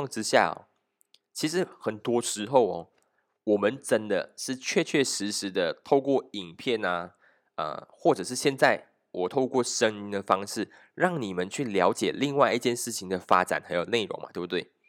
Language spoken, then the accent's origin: Chinese; Malaysia; 我们讲，我们马来西亚人都是一群不读书的人